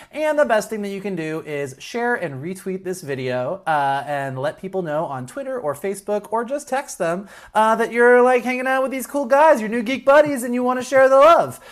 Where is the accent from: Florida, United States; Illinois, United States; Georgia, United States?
Florida, United States; Gainesville; now in Los Angeles, United States; growing up in Gainesville, Florida